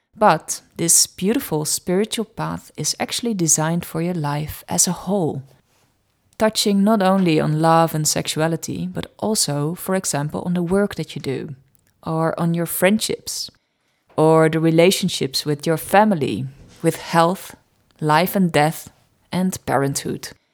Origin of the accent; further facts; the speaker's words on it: Netherlands; accent: Dutch; English is a second language; my Dutch accent